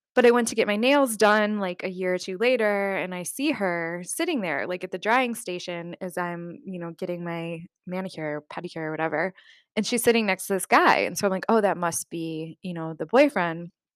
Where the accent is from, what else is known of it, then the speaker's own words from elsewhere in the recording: United States; you're an American traveling to Vietnam